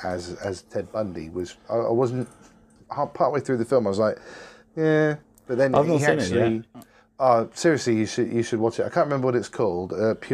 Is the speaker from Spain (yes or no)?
yes; Spain; I'm from Spain.